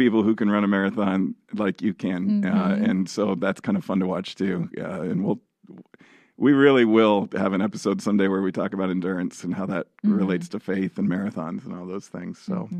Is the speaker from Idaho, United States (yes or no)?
yes; Idaho, United States; I was born in Idaho